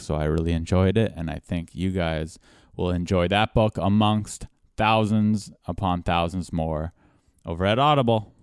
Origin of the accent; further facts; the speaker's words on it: California, United States; being born and raised in California